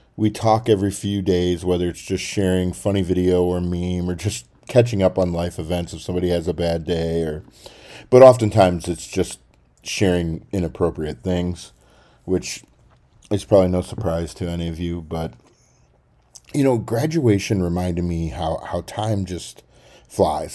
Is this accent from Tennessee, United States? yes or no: yes; Baxter, Tennessee, United States; moved away; Baxter, Tennessee is where I call home. I love my hometown.